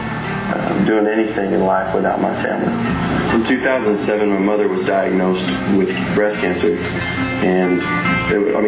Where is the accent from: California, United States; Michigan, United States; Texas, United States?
Texas, United States; Karnes City; I'm from Carn City, Texas. It's kind of like a little cow town